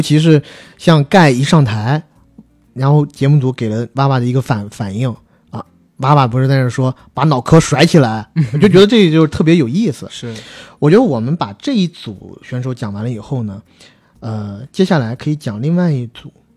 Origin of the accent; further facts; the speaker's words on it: China; 我们作为中国人，基本上都是听得懂的